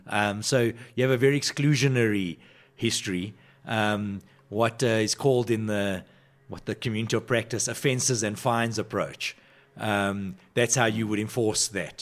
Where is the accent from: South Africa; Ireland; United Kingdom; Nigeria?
South Africa; Johannesburg, Gauteng; I grew up on the West Rand of Johannesburg